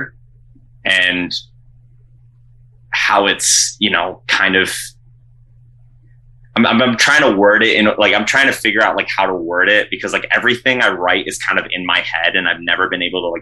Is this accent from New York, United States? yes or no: yes; Rochester, New York, United States; now in Syracuse, United States; when I was growing up in Rochester